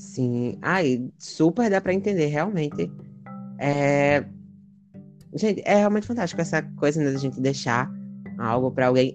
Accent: Brazil; a gente é do Brasil

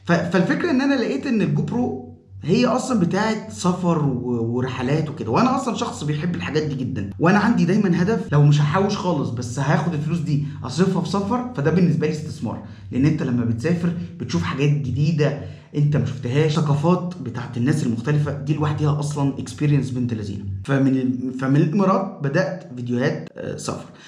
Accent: Cairo, Cairo Governorate, Egypt; انا من القاهرة

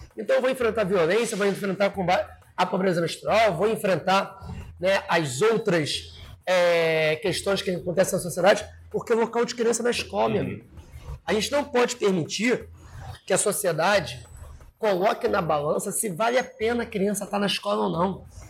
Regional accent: São Gonçalo, Rio de Janeiro, Brazil; Eu sou de São Gonçalo

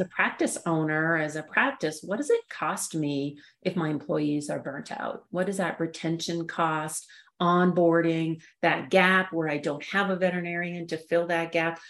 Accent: Canada; moved away as an adult; also born or lived in Saskatchewan / Raleigh, North Carolina; now in Colorado, United States; I grew up in Canada

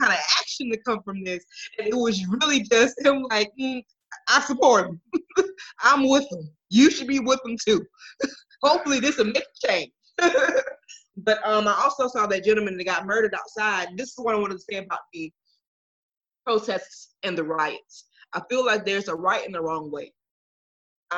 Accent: Milwaukee, Wisconsin, United States; I'm from Milwaukee

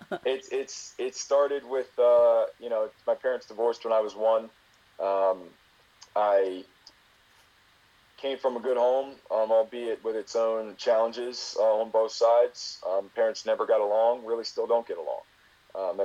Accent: Baltimore, Maryland, United States; I'm from Baltimore. Went to school in Baltimore

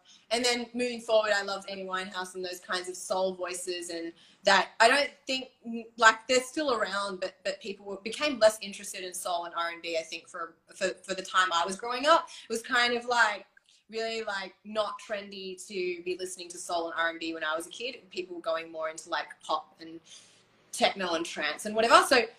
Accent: Bali, Indonesia; I grew up in Bali. My dad's Balinese

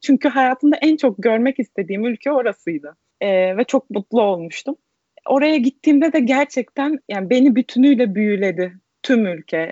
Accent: Izmir, Turkey; moved away as an adult; also born or lived in Manisa, Turkey / Wrocław, Poland; now in Madrid, Spain; İzmir doğumluyum. Sadece ilk öğretim kısmını Manisa'da okudum. Ailemin işi dolayısıyla Manisa'ya taşınmıştık. Liseyi ve üniversiteyi İzmir'de devam ettim.

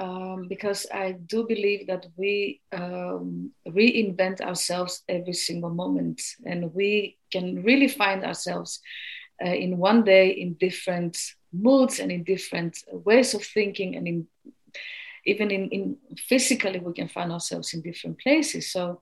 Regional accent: Greece; moved away; originally from Greece.

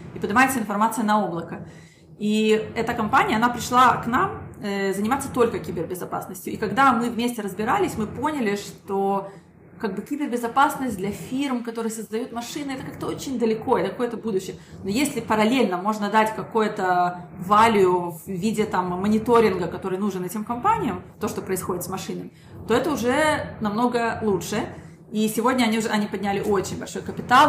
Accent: Israel; also born or lived in Minsk, Belarus; я родилась в Минске и приехала сюда, в Израиль, когда я была совсем маленькой, закончила здесь школу

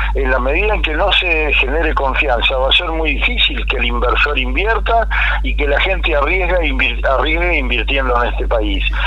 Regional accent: Argentina

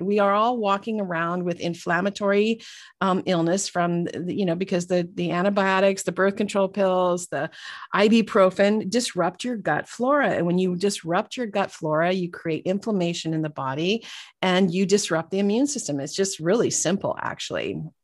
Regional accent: Northern California, United States; we grew up in, uh, California, Northern California, and so, um, about an hour north of San Francisco

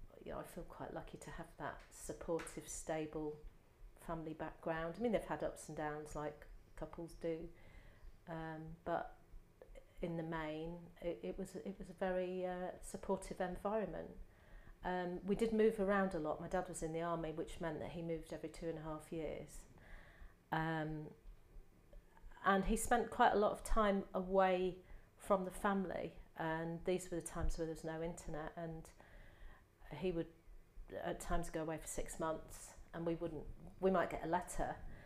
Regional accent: Manchester, North West England, United Kingdom; born there; I'm the oldest of three. My dad was in the army, and I was born in Manchester because he was based in Ashton-under-Lyne in the army there.

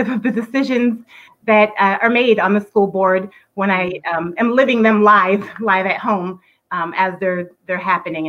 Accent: Virginia Beach, Virginia, United States; I am almost a lifelong Virginia Beach resident. I grew up in Virginia Beach.

